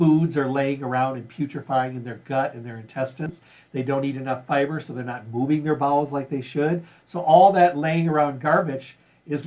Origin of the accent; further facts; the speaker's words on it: Midwest, United States; I grew up in the Midwest